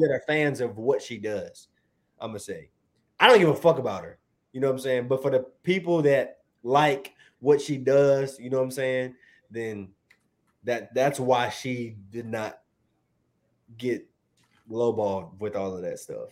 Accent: Virginia, United States; I'm from Virginia

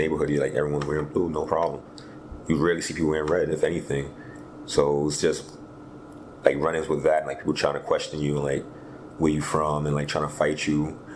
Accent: New York City, New York, United States; I grew up in East Flatbush, Brooklyn, New York.

